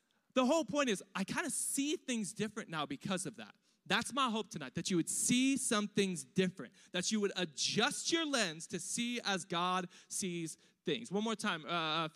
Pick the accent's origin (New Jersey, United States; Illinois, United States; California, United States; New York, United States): California, United States; Riverside; also born or lived in East Los Angeles; I was born in East LA. I was raised in East Riverside, which is like Diet Compton.